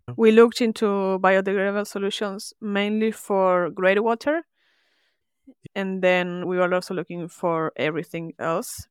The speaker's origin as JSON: {"language": "English", "country": "Argentina", "tie": "born or raised there", "moved": "as an adult", "lives_now": "Melbourne, Australia", "said": "I was born in Argentina and lived there"}